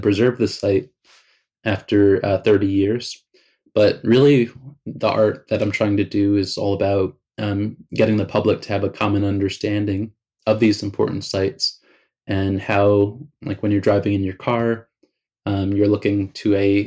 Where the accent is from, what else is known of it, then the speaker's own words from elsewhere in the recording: Southampton, New York, United States; growing up in the Hamptons